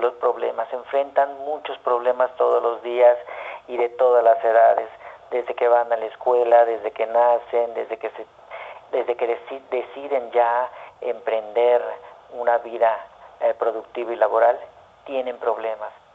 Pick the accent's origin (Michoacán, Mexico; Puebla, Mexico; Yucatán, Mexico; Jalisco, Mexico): Yucatán, Mexico; Mérida; moved away as an adult; also born or lived in Mexico City; saliendo de Mérida